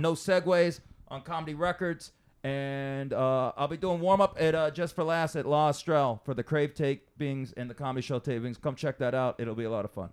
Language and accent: English; Las Vegas, Nevada, United States; also born or lived in Pecos; people I grew up with in Vegas